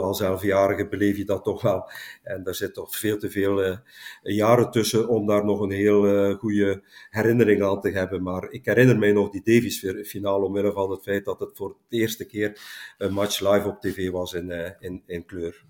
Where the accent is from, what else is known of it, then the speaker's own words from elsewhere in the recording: Langemark, Flanders, Belgium; in Langemark, mijn geboorteplaats